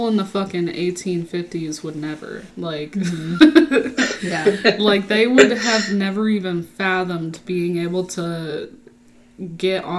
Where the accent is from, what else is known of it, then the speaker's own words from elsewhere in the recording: Texas, United States; I was raised in Texas